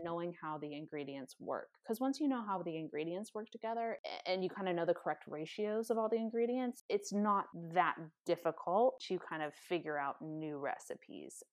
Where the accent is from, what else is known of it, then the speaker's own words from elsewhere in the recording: California, United States; also born or lived in San Diego, California; now in Seattle, United States; I'm originally from California, and so it was kind of just moving back home